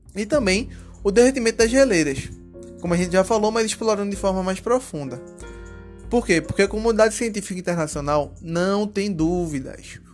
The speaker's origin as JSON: {"language": "Portuguese", "town": "Recife", "region": "Pernambuco", "country": "Brazil", "said": "eu que sou da cidade de Recife"}